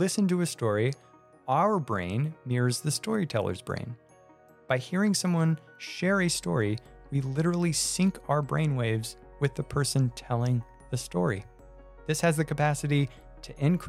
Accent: Sonoma, California, United States; also born or lived in Pacific Grove, California; I was born in Pacific Grove, California, and raised in Sonoma, California.

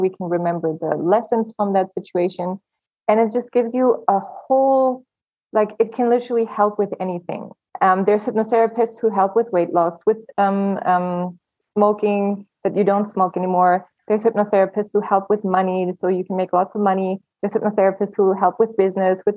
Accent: Germany; moved away as an adult; also born or lived in Los Angeles, United States; I was born and raised in Germany. And at 19, I just wanted to leave the country

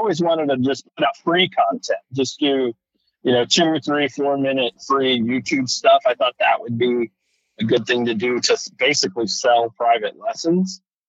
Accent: Salinas, California, United States; I grew up in Salinas, California.

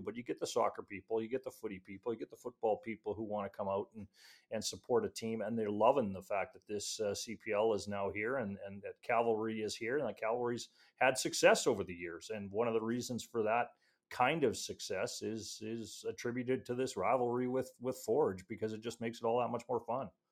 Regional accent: Edmonton, Alberta, Canada; now in Calgary, Canada; I'm actually from Edmonton

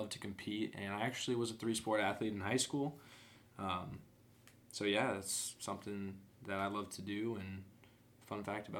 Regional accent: Central Illinois, United States; also born or lived in Michigan; I was born in Michigan, but grew up pretty much my whole life in Illinois, Central Illinois, to be exact.

